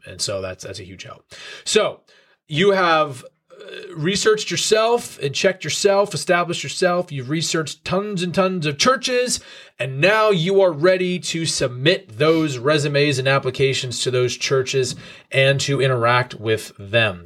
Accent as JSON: {"language": "English", "region": "New York", "country": "United States", "tie": "born or raised there", "also_born_or_lived": "Colorado", "moved": "as an adult", "said": "I grew up in churches in New York"}